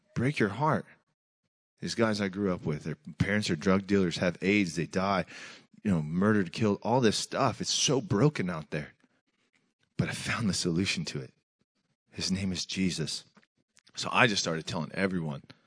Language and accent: English; Tacoma, Washington, United States; I grew up in Tacoma, Washington, middle child of eleven